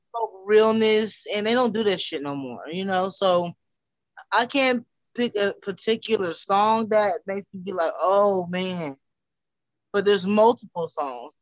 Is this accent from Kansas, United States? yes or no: yes; Wichita, Kansas, United States; I'm from Wichita, Kansas